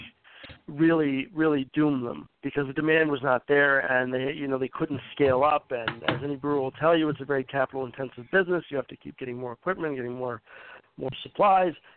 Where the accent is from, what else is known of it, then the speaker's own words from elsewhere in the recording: Charlotte, North Carolina, United States; now in Cambridge, United States; I grew up in Charlotte